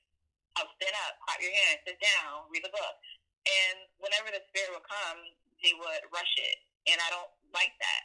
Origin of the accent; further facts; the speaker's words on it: United States; I am Liberian American with family from West Africa. I'm the first one born here in my family in the U.S.